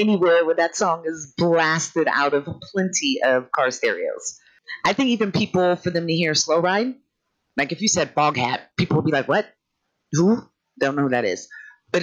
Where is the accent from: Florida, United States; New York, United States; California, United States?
California, United States; Sacramento; I'm from Northern California, Sacramento area. We grew up with just different musical influences